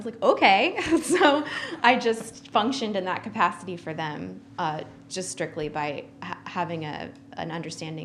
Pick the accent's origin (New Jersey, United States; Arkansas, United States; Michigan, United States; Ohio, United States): Ohio, United States; moved away as an adult; I'm originally from Ohio, and I went to Ohio University